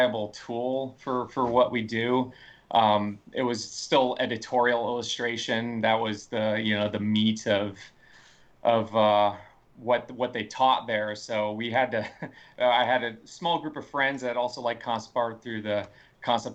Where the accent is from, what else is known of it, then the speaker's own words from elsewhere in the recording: North Carolina, United States; moved away as an adult; also born or lived in Ohio; I grew up in North Carolina